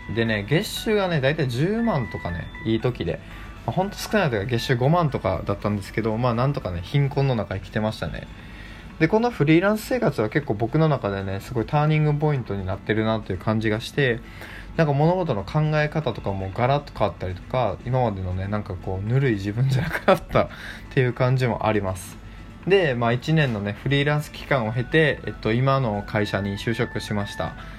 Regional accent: Kochi, Japan; 地元の高知の大学

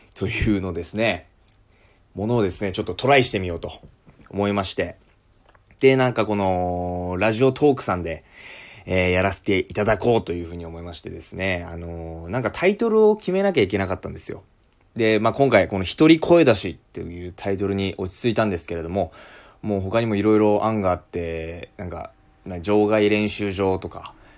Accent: Amami, Kagoshima, Japan; 私はですね、鹿児島県の奄美大島というところ出身

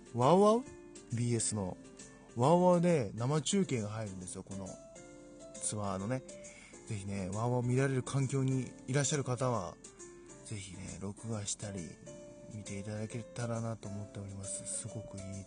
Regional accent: Fukui, Japan; 自分の地元の福井

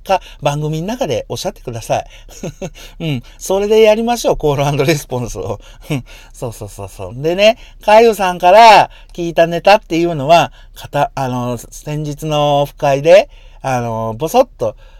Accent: Yamaguchi, Japan; now in Hiroshima, Japan; 元が僕山口生まれ

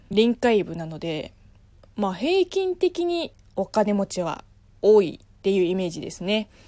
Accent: Zhejiang, China; moved away; 私の出身は、えー、中国浙江省っていうところなんですけれども

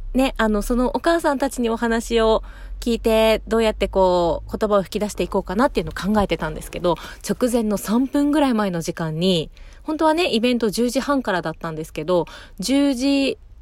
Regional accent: Fuchu, Japan; 私の地元府中市

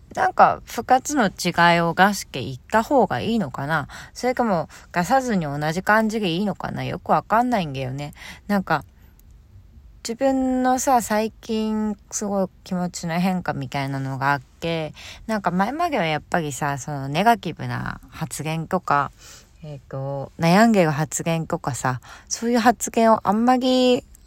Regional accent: Hokkaido, Japan; moved away; 地元北海道

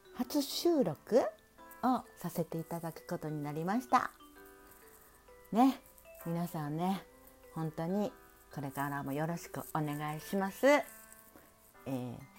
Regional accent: Kansai, Hyogo, Japan; accent: Kansai dialect mixed with standard Japanese; also born or lived in Osaka; 関西人の関西兵庫県生まれ

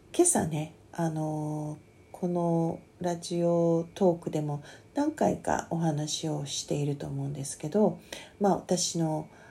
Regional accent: Kanagawa, Japan; 私は神奈川県民ですけども

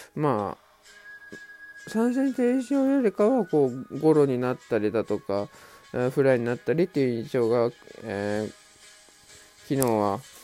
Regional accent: Mie, Japan; 自分と同じ三重県出身

